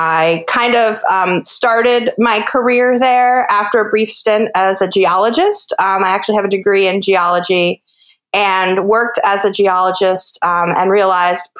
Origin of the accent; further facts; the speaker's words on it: Hudson River Valley, New York, United States; moved away as an adult; also born or lived in West Coast, United States; now in Bainbridge Island, United States; I grew up in the Hudson River Valley of New York State, and I was raised by my grandmother